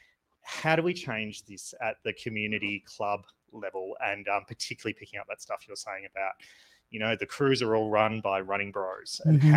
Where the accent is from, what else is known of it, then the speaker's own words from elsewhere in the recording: Australia; I'm from Australia.